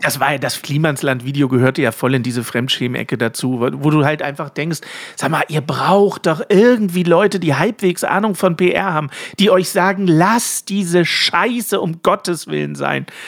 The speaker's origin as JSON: {"language": "German", "country": "Germany", "said": "als Deutsche"}